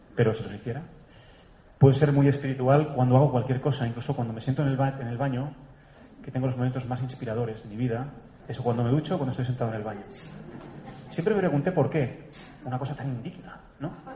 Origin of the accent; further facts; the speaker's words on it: Catalonia, Spain; moved away; also born or lived in Germany; mi tierra, allá arriba en el norte de España, de Cataluña